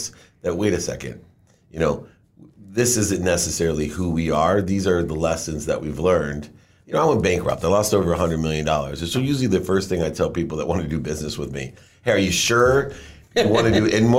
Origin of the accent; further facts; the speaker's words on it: Akron, Ohio, United States; Education was always the way out when I grew up in Akron, Ohio